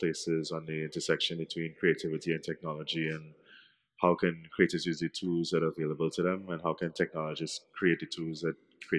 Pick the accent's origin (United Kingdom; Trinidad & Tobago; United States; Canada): Trinidad & Tobago; Well, I'm from Trinidad and Tobago